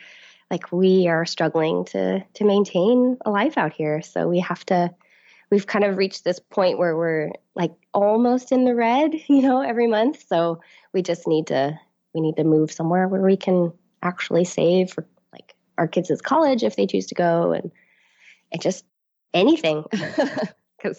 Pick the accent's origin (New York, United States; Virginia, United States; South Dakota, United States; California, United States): California, United States; Sunnyvale; I grew up in Sunnyvale. That's where I live. And I've moved away and then have come back. My husband was in the Marine Corps, so we've lived kind of all over. But we've come back here to Sunnyvale and have been here for the last 7 years.